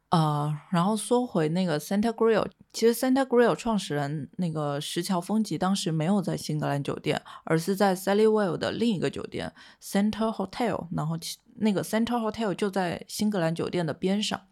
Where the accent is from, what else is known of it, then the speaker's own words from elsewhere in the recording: Quanzhou, Fujian, China; moved away; 身为闽南人，其实我从小到大对蚝是情有独钟的。因为在泉州吃海蛎是很日常的一件事情